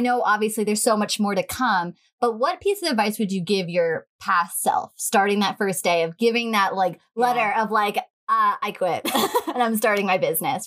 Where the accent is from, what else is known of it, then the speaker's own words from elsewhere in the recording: Long Island, New York, United States; we've been on this island since we were born